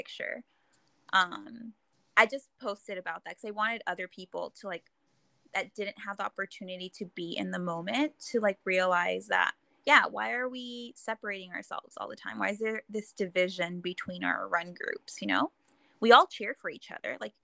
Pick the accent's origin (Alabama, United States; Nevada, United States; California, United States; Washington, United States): California, United States; Inglewood; I grew up in Inglewood